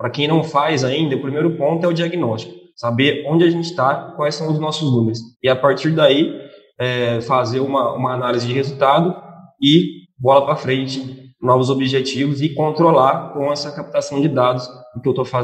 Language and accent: Portuguese; Jaboticabal, São Paulo, Brazil; now in Mato Grosso, Brazil; Bom, é, eu sou nascido, criado e formado em Jabuticabal, São Paulo. É, vim para o Mato Grosso tem quase dois anos